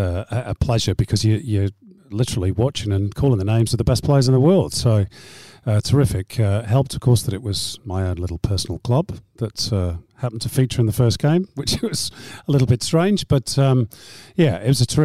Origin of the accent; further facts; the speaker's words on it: Manchester, North West England, United Kingdom; moved away as an adult; now in Australia; I'm from Manchester. I grew up a City fan